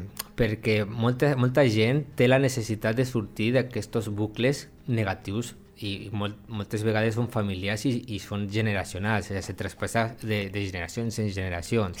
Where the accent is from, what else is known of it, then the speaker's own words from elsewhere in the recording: Lleida, Catalonia, Spain; soc de la Mariola